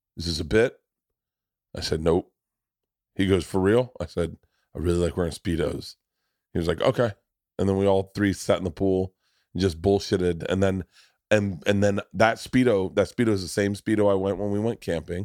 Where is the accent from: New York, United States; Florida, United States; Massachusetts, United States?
Florida, United States; I grew up in Florida.